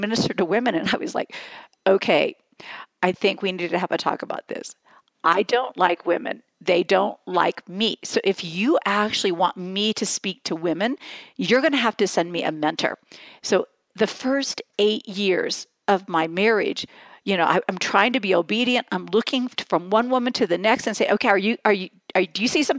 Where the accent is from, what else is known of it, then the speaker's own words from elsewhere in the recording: West Lafayette, Indiana, United States; I was born and raised in West Lafayette, Indiana